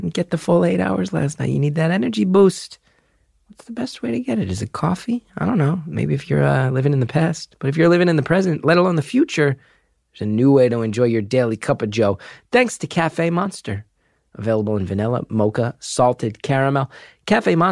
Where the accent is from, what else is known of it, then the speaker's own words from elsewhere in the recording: New Jersey, United States; I'm from New Jersey